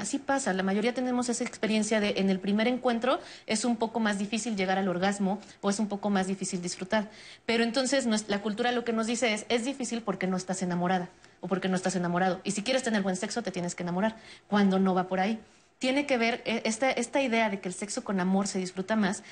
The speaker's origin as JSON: {"language": "Spanish", "country": "Mexico", "said": "una cultura como la mexicana, donde no sabemos decir no"}